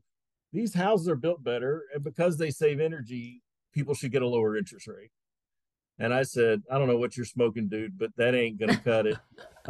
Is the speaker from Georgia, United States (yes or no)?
yes; Atlanta, Georgia, United States; I was born and raised in Atlanta, Georgia. I'm four generations from Atlanta, Georgia